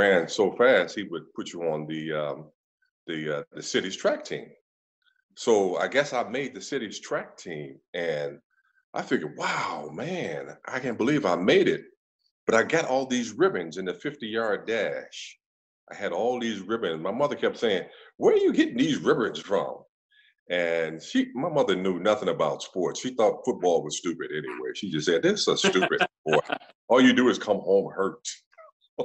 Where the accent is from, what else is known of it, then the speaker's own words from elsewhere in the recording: Chicago, Illinois, United States; moved away; also born or lived in Cleveland / Kansas City; we grew up on the south side of Chicago